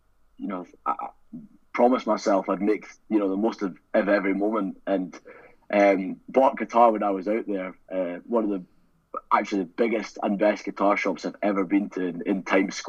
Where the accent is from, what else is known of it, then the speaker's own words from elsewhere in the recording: Edinburgh, Scotland, United Kingdom; I grew up in Edinburgh